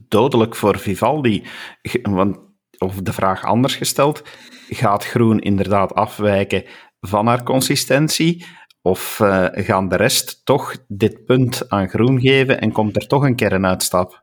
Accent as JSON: {"language": "Dutch", "region": "Flanders", "country": "Belgium", "said": "als Vlaming"}